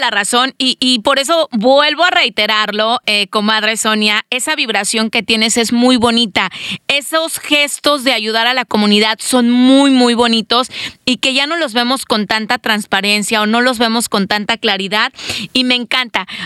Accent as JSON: {"language": "Spanish", "country": "Mexico", "moved": "yes", "said": "uno como mexicano mete el spanglish, ¿no? Como latino ahí se te trabalean las lenguas."}